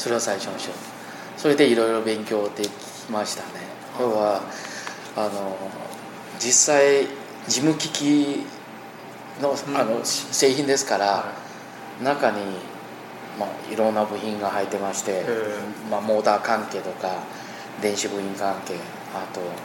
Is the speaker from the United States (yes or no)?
no; Taiwan; Japanese is a second language; moved away as an adult; 台湾に一応戻ってきました